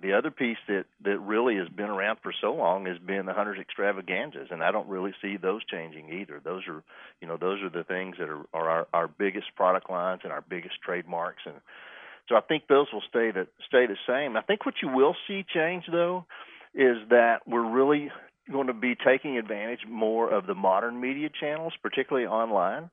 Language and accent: English; Whiteface, Texas, United States; I grew up out in West Texas, uh, initially out west of Lubbock in a little town called Whiteface